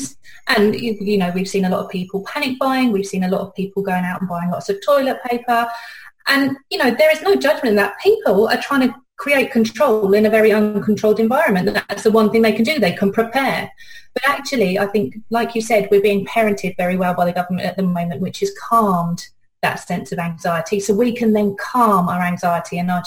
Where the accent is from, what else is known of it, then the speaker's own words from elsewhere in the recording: United Kingdom; accent: British; now in New Zealand; my accent, I'm British